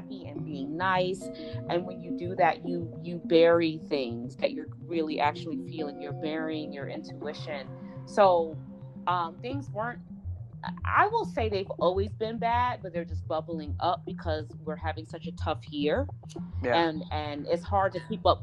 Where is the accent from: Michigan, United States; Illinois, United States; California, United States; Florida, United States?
Illinois, United States; Chicago; I'm from Chicago